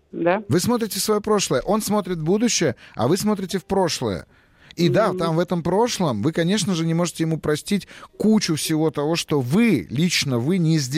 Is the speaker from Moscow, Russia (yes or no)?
no; Saint Petersburg, Russia; Здравствуйте, Я из Санкт-Петербурга.